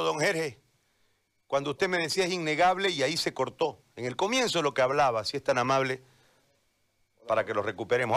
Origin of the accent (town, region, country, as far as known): Santa Cruz, Bolivia